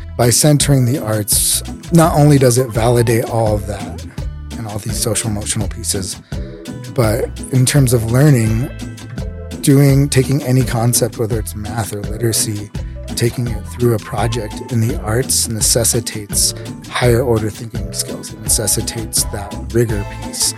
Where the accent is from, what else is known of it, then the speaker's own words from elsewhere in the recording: Denver, Colorado, United States; I'm from here in Denver. I grew up, I, I guess, all around, 'cause, so my parents were, like, divorced when I was probably nine. but I lived, I, I guess I rep Park Hill mostly, so, like, the east side of Denver